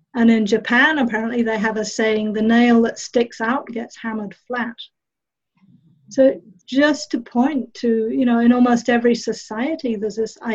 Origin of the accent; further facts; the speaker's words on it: England, United Kingdom; also born or lived in New Zealand; I grew up in England and in New Zealand.